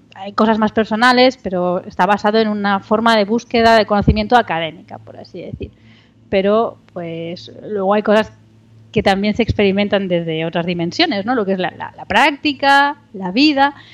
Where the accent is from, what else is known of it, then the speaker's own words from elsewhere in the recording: Barcelona, Catalonia, Spain; yo soy de Barcelona. Ah. nací en Barcelona